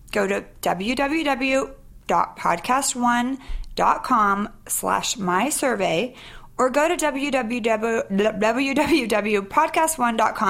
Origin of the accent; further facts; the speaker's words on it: Sacramento, California, United States; I was Sac Town.